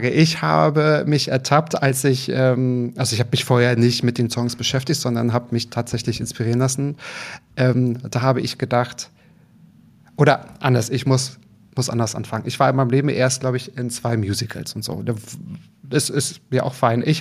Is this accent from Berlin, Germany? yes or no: yes; Berlin, Germany; Nee, nein, ich komme aus Berlin.